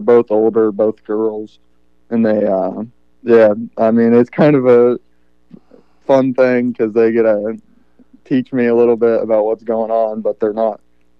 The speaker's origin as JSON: {"language": "English", "town": "Rushville", "region": "Ohio", "country": "United States", "tie": "born or raised there", "also_born_or_lived": "Lancaster, Ohio", "said": "I'm just out of Lancaster and then lived in Rushville my whole life, never moved."}